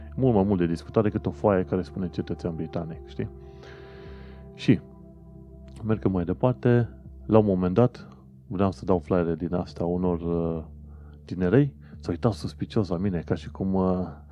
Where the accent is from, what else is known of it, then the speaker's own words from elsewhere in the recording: Constanța, Constanța County, Romania; moved away as an adult; now in United Kingdom; Constanța, orașul meu